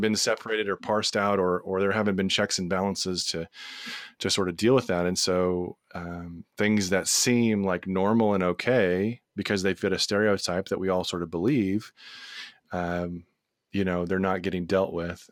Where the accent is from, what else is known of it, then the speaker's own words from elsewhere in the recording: Texas, United States; we're from Texas